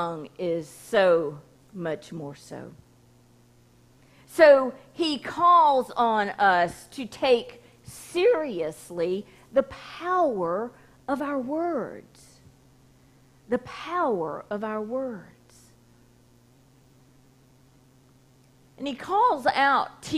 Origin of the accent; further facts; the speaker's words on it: Hueytown, Alabama, United States; growing up on Hill Avenue, we had a road full of kids there in Hueytown